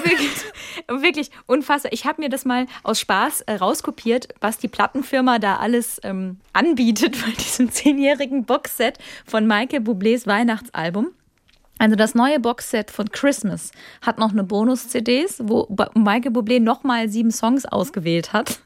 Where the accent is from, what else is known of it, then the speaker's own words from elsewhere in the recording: Kaiserslautern, Rhineland-Palatinate, Germany; moved away; also born or lived in Baden-Baden; nach Hause fahre in meine Heimat, das ist Kaiserslautern